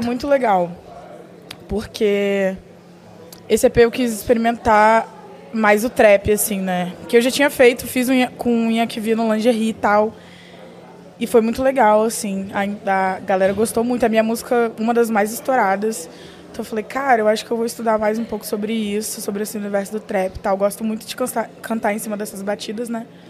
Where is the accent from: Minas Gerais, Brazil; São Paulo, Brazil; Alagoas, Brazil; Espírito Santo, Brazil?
Espírito Santo, Brazil; eu sou do Espírito Santo